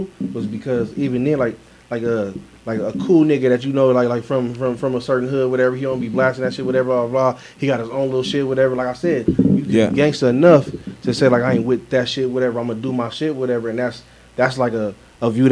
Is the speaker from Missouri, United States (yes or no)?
no; Long Beach, California, United States; now in Las Vegas, United States; I said Lone Beach, and I said specifically I'm from Bixby Knowles